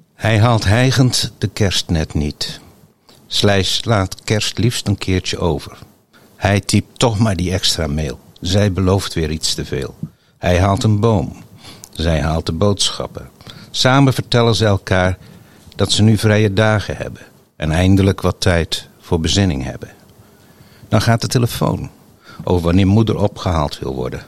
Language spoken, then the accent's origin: Dutch; Hoeksche Waard, South Holland, Netherlands; now in Gouda, Netherlands; ik kom oorspronkelijk uit de Hoekse Waard